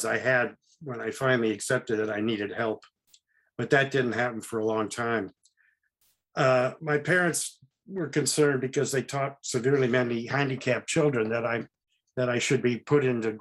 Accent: Oakland, California, United States; also born or lived in Marin County area, California; I was born in Oakland, which is nearby.

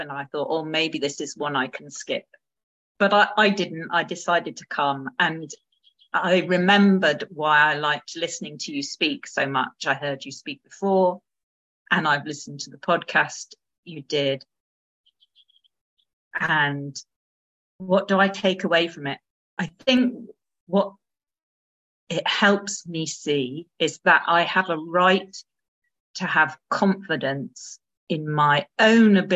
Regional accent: United Kingdom; as a British woman

